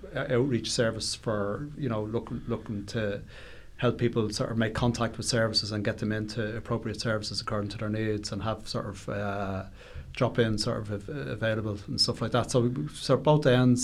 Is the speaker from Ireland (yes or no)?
yes; Dublin, Leinster, Ireland; I grew up in Ballymun